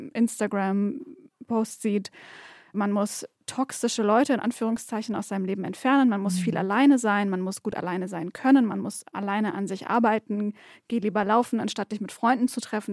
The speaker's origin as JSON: {"language": "German", "region": "Swabia", "country": "Germany", "tie": "born or raised there", "said": "gebürtige Schwäbin."}